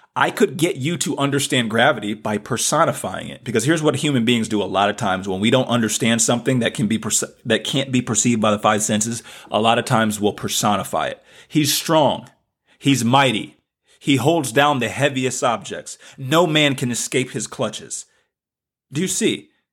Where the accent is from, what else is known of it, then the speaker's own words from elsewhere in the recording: the South, United States; accent: southern; my southern accent